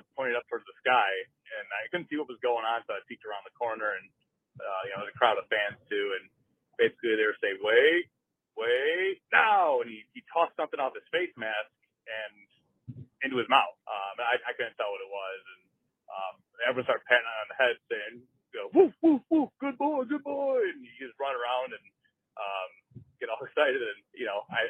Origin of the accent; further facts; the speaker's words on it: Chicago, Illinois, United States; now in Minnesota, United States; I grew up in the Chicago area